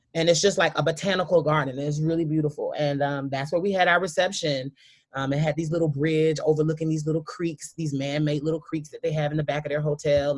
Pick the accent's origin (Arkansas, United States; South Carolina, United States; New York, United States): South Carolina, United States; I come from a very traditional kind of Southern. I'm from South Carolina, a small town kind of mentality